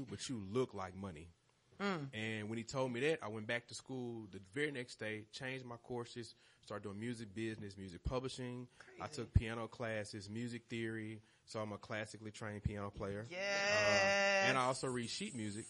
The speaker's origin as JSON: {"language": "English", "town": "Memphis", "region": "Tennessee", "country": "United States", "moved": "as an adult", "lives_now": "Atlanta, United States", "said": "I am from Memphis. Shout out 901"}